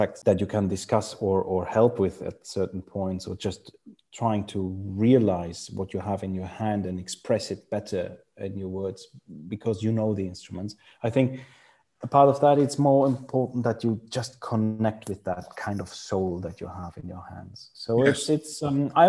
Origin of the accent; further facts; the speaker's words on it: Freiburg im Breisgau, Baden-Württemberg, Germany; English is a second language; Freiburg, which is my hometown, Freiburg im Breisgau in Germany.